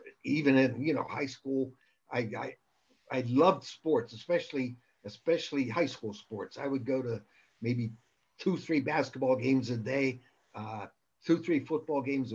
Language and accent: English; Western Pennsylvania, United States; moved away; also born or lived in Las Vegas; I'm from Western Pennsylvania. And when I was growing up, the steel mills and the coal mines were going full blast